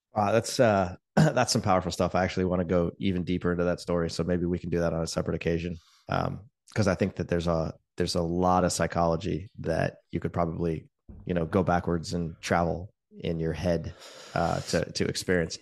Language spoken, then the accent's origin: English; Palo Alto, California, United States; I grew up in Palo Alto in the nineteen eighties